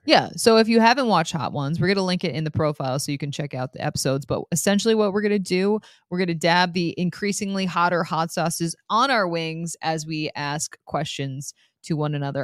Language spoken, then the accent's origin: English; Saratoga Springs, New York, United States; moved away as an adult; now in Webster, United States; I'm from upstate New York, Saratoga Springs